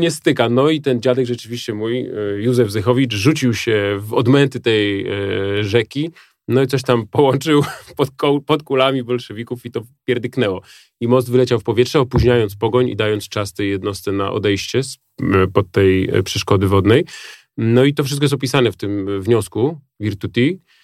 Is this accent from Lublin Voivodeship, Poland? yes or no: no; Warsaw, Masovian Voivodeship, Poland; moved away; do tego swojego haimatu na ten Ursunów